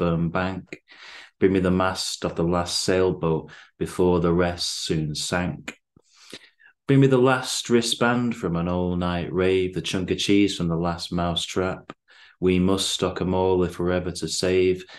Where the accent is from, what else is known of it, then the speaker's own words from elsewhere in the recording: Bacup, North West England, United Kingdom; now in Manchester, United Kingdom; I'm originally from Bacup in Lancashire, living in Manchester now.